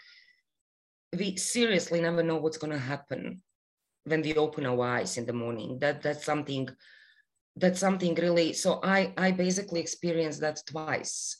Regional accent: Bosnia & Herzegovina; moved away as an adult; also born or lived in Canada; now in Toronto, Canada; I am Bosnian Canadian

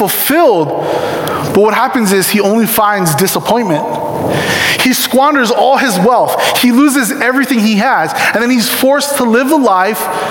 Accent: Ewa Beach, Hawaii, United States; moved away; I was born in Ewa Beach, Hawaii.

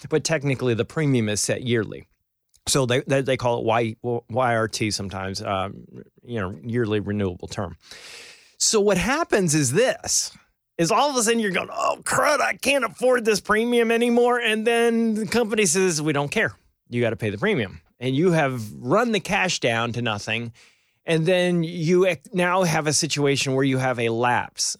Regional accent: Albany, New York, United States; moved away; I grew up around Albany

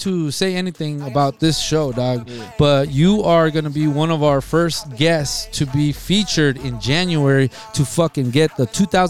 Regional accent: Nogales, Arizona, United States; And we come from Nogales, and let me tell you something, we rock the mic every time we come out here.

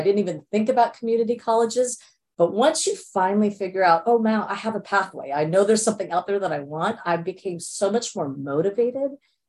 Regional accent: India; born there; So my parents migrated from India. I was born in India.

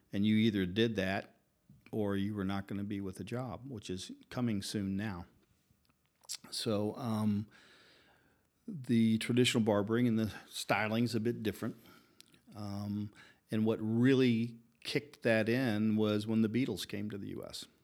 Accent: Louisville, Kentucky, United States; moved away as an adult; also born or lived in Atlanta; now in Prague, Czech Republic; I grew up in Kentucky, and that's where my dad's shop was.

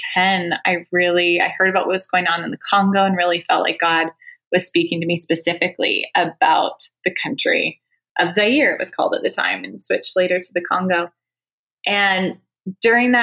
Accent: Canada; moved away; Canada, actually. I'm Canadian.

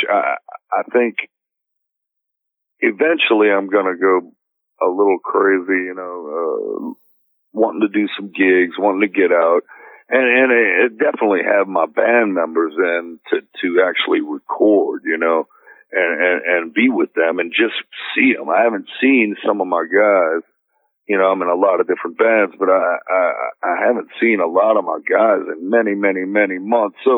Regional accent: New Orleans, Louisiana, United States; while I was growing up in New Orleans

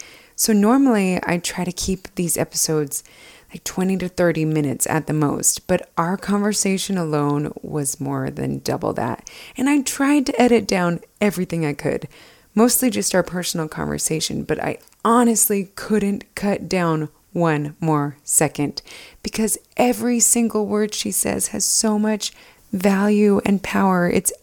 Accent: Alpine, Utah, United States; But we grew up in Alpine, Utah, just two houses down from each other.

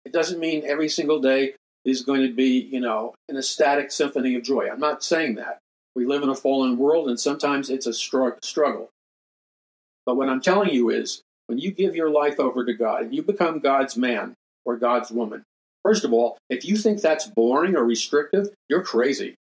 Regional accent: New York City, New York, United States; I grew up in New York City.

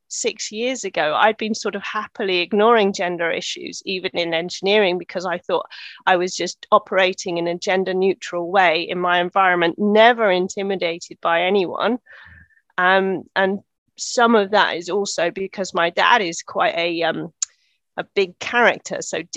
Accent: Netherlands; So I grew up in Holland, so my dad was working for the European Space Agency. And so I grew up in the 70s and 80s in Holland

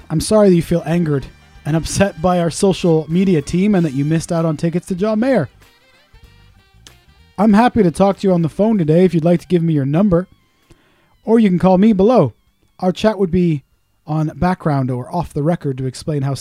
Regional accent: Pontypool, Wales, United Kingdom; born there; Oh, yeah, I was born in Pontypool.

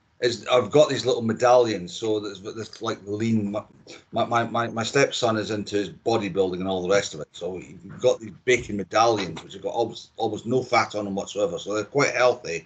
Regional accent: Dundee, Scotland, United Kingdom; accent: Scottish; moved away as an adult; now in Caerleon, United Kingdom; with my Scottish accent, which I haven't lost since I left Dundee, nigh on 30 years ago now

